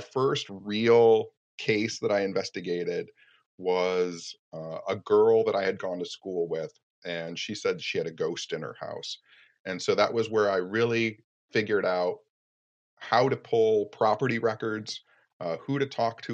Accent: Royal Oak, Michigan, United States; Royal Oak, too, which is my hometown

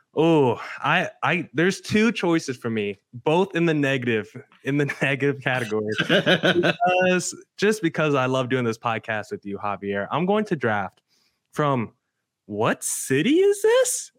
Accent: Arizona, United States; my hometown team, the Arizona Diamondbacks

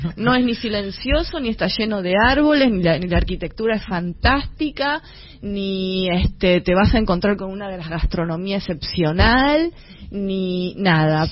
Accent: Avellaneda, Buenos Aires Province, Argentina; soy de Avellaneda, de Sarandí más precisamente

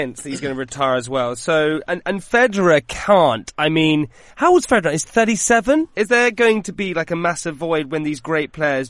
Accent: United Kingdom; being a Brit

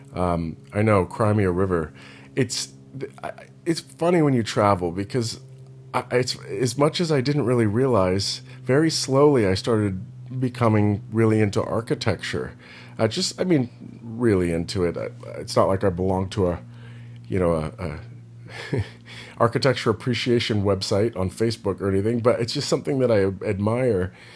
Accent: Monterey Bay Area, California, United States; moved away; I'm from the Monterey Bay Area.

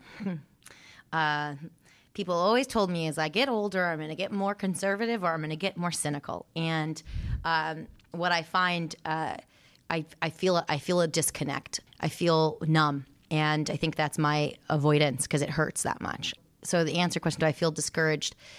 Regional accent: Santa Monica, California, United States; also born or lived in Oregon; I was raised in Santa Monica, California

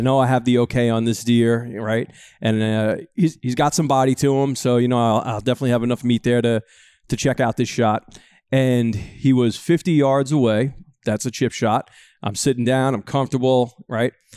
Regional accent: Northeast, United States; growing up in the Northeast

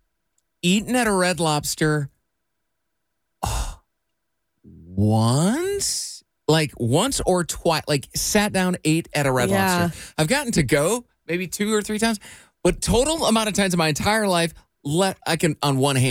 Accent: DeWitt, Iowa, United States; my hometown of DeWitt, Iowa, of 5,000 people

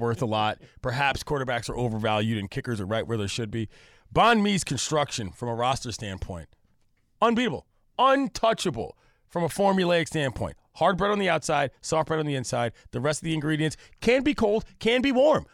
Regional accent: Washington, District of Columbia, United States; now in California, United States; I come from the East Coast, D C, where the humidity is out of pocket

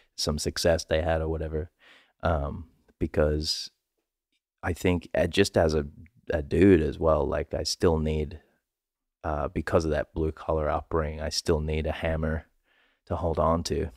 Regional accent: Sydney, New South Wales, Australia; I'm from Western Sydney

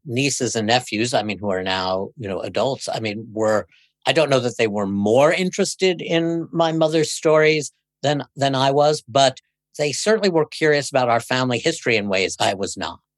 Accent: New York City, New York, United States; I grew up in Brooklyn

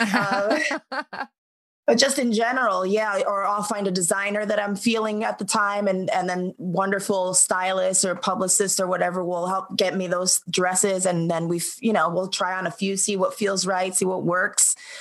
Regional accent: New York City, New York, United States; growing up in New York

